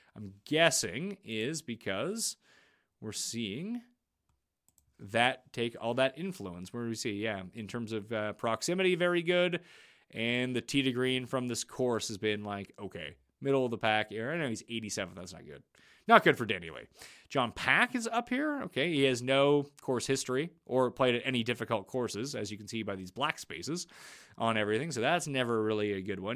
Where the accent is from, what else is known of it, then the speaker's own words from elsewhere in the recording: Canada; I'm Canadian